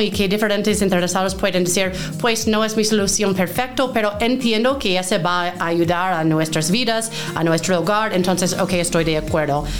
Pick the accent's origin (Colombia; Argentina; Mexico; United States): United States; Maine; Spanish is a second language; moved away as an adult; also born or lived in New York / Peru; soy originalmente de Maine, es el estado más noreste del país eh, en Estados Unidos